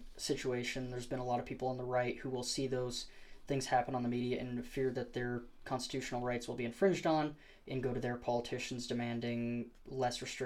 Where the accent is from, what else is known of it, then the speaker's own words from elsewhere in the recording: Moab, Utah, United States; now in Idaho, United States; I'm from Moab, Utah. Moab, Utah